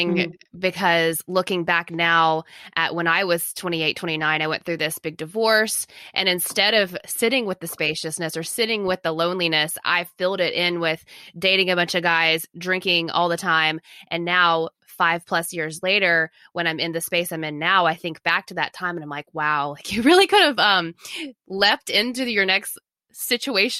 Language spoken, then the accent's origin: English; the South, United States; I'm from the South